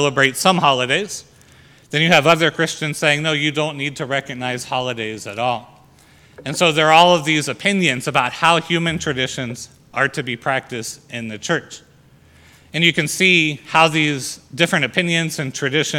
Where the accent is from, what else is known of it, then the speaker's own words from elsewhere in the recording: United States; our freedom as Americans